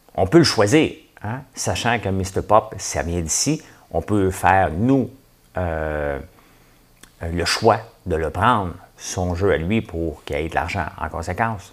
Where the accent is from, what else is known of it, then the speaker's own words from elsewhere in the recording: Quebec, Canada; Je suis un Québécois